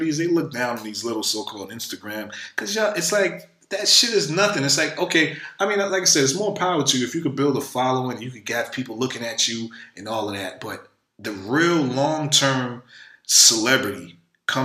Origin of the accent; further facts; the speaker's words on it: New York City, New York, United States; where I'm from the hood. I'm from Brooklyn, New York